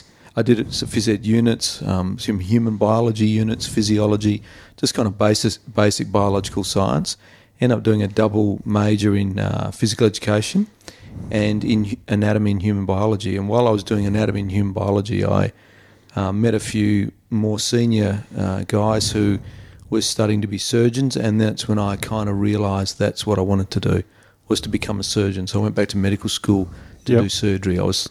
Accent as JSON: {"language": "English", "town": "Perth", "region": "Western Australia", "country": "Australia", "tie": "born or raised there", "said": "Oh, I think it was a great experience. I had four brothers, and we're all very sporty, and we only had our immediate family here, so it was a busy life."}